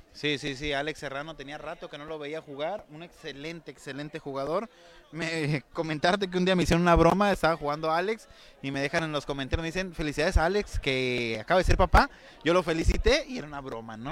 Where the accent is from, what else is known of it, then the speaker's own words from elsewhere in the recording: San Luis Río Colorado, Sonora, Mexico; Nosotros venimos de San Luis Río Colorado, Sonora